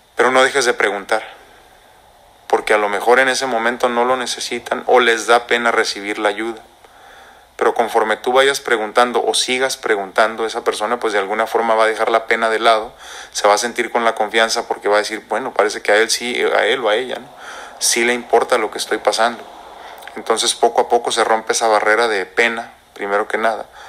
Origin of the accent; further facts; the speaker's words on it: Mexico; nosotros como mexicanos, como hispanos, como latinos